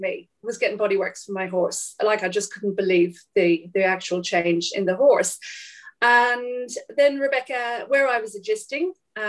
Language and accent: English; Drogheda, Leinster, Ireland; moved away as an adult; also born or lived in Alexandria, Virginia / London; now in Lake Bathurst, Australia; I was born in Drogheda, County Louth in Ireland. I currently live in Australia in a teeny tiny little village called Lake Bathurst.